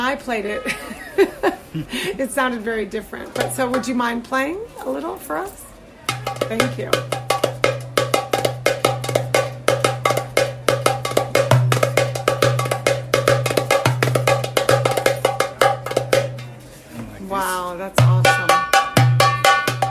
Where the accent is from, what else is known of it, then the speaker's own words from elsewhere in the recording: Arizona, United States; now in Brooklyn, New York, United States; I was born in Arizona, which is even further away from here